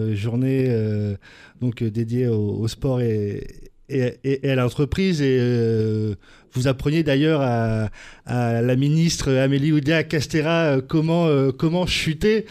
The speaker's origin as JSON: {"language": "French", "country": "France", "said": "chez nous, en France"}